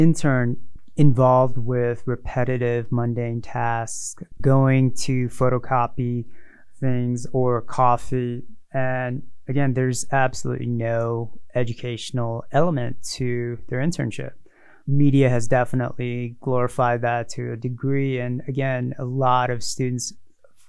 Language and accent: English; Northern Virginia, United States; moved away as an adult; now in Utah, United States; I grew up in Northern Virginia, 10, 15 miles outside of Washington, D.C.